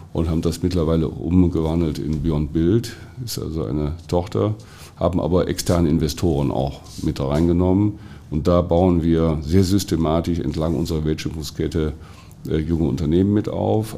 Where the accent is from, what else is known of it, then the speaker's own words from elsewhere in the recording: Germany; wir heutzutage als Deutsche